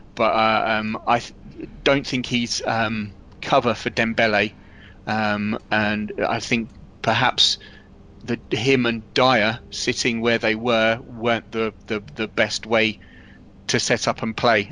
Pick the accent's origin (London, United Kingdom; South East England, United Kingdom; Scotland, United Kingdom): South East England, United Kingdom; Milton Keynes; living in and growing up in Milton Keynes